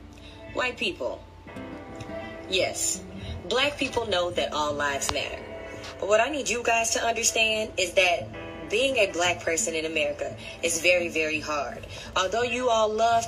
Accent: Villa Park, Illinois, United States; I grew up in Villa Park, Illinois, was the only black girl on an all-white cheerleading squad

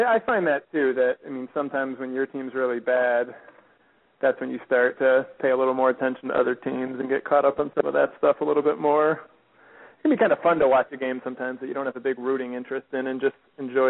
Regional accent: Chicago, Illinois, United States; I'm from Chicago, and a lot of my friends are Sox fans.

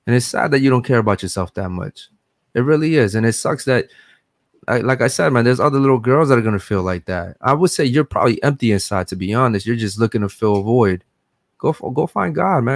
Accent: Baltimore, Maryland, United States; moved away as an adult; now in Miami, United States; We just moved to Miami. I'm from Baltimore, Maryland

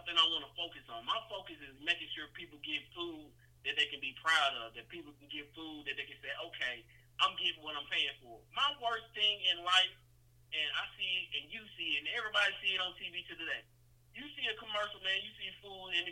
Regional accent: Nashville, Tennessee, United States; also born or lived in Brownsville, Tennessee; I was born in West Tennessee, Brownsville, Tennessee to be exact. I was raised in Nashville, Tennessee from elementary school on up

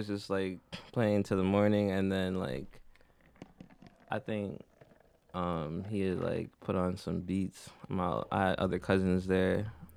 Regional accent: Toronto, Ontario, Canada; born or raised there; also born or lived in Jamaica

